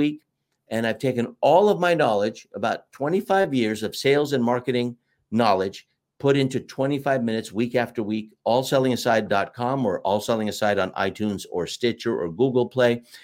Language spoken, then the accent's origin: English; United States; We're both American